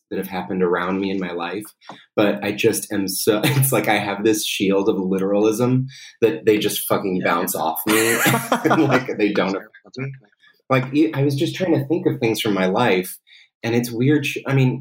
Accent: New York City, New York, United States; I'm from Manhattan, and it, you know, Upper West Side

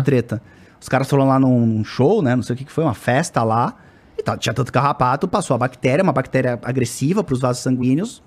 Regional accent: Florianópolis, Santa Catarina, Brazil; Eu sou do sul ali, de Florianópolis

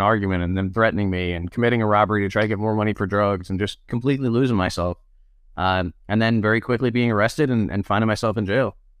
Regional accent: Charlottesville, Virginia, United States; I was born in Charlottesville, Virginia, which is where I live again now. Um, raised here, went to school here

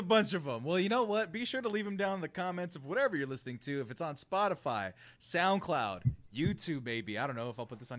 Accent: California, United States; being a Californian

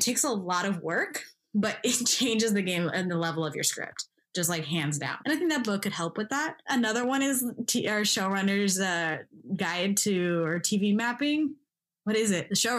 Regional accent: Midwest, United States; I resonated with a lot growing up in the Midwest.

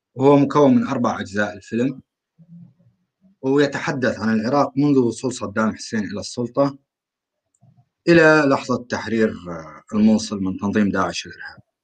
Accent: rural Aleppo, Aleppo Governorate, Syria; انا من سوريا

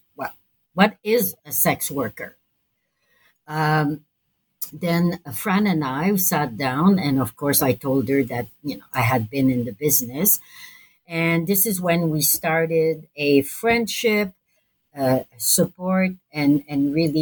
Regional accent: Montreal, Quebec, Canada; I'm from Montreal

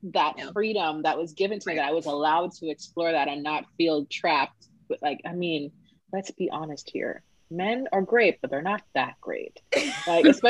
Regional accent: Jamaica; Growing up in Jamaica

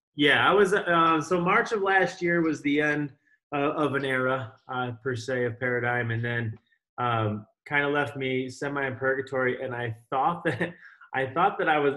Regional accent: Rochester, New York, United States; my mother is actually from upstate, so uh, I just ended up up here pretty much my whole life

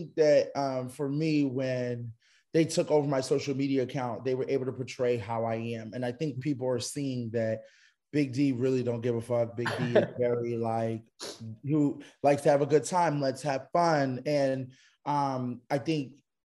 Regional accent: Philadelphia, Pennsylvania, United States; I'm from Philly

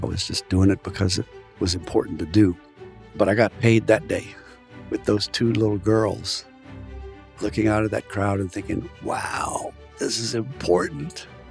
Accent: South Louisiana, United States; also born or lived in Indiana / France; I was born here in South Louisiana in a French-speaking family

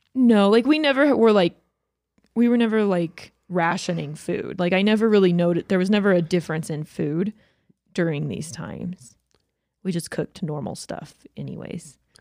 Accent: Georgia, United States; moved away; I grew up in Georgia where we had, like, ice storms all the time

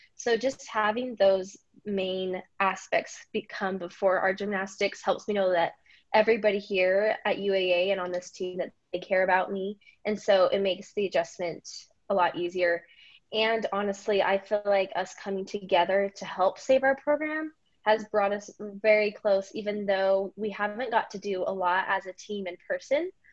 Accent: Idaho, United States; moved away as an adult; now in Alaska, United States; I'm from Idaho.

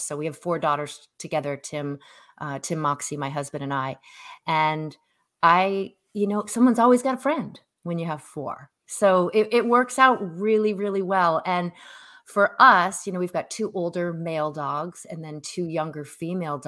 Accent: New England, United States; moved away as an adult; now in Seattle, United States; born and raised in New England. Moved out to Seattle in 2017

